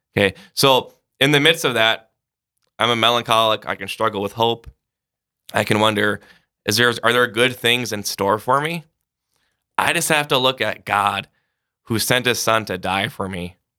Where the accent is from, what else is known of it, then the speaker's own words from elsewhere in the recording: Sioux Falls, South Dakota, United States; Grew up in Sioux Falls.